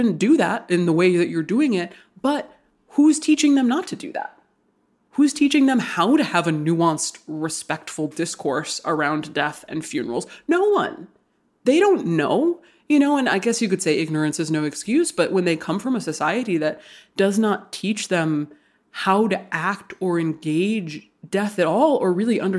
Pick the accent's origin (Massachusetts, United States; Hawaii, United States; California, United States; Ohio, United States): Hawaii, United States; I grew up in Hawaii. I was born and raised in Hawaii. I'm obviously not a native person to Hawaii.